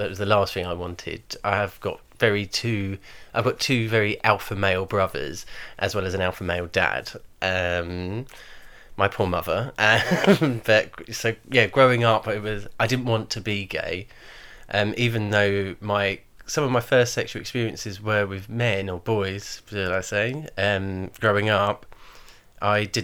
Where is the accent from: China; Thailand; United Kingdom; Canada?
United Kingdom; Brighton, South East England; I'm from Brighton.